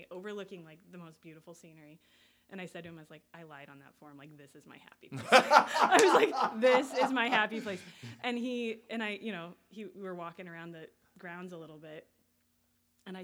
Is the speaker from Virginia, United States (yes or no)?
no; Colorado, United States; moved away as an adult; now in Chicago, United States; I grew up in Colorado